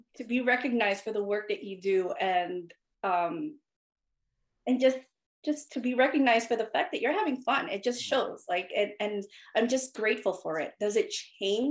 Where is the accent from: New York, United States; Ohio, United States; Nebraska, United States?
New York, United States; also born or lived in Philippines; I immigrated here from the Philippines when I was 6 years old, and I settled in Queens, New York